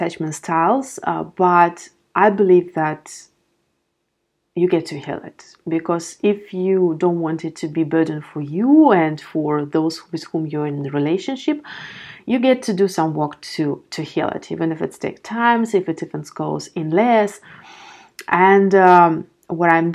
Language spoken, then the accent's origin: English; Belarus; now in Amsterdam, Netherlands; I'm living in Amsterdam, my parents are living back in my home country in Belarus